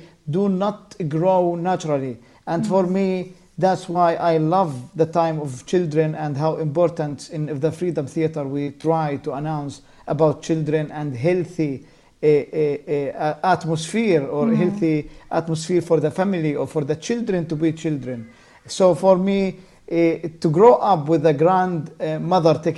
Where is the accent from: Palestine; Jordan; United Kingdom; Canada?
Palestine; Jenin, West Bank; as a child growing up in Jenin camp